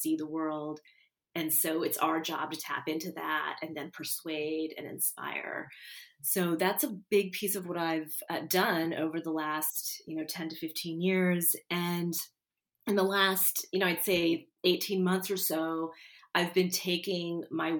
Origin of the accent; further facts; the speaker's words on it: Houston, Texas, United States; I'm from Houston